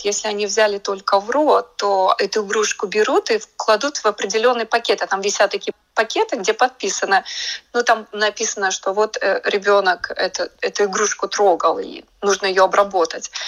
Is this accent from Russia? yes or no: no; Riga, Latvia; moved away as an adult; now in United States; для Риги, для моего родного города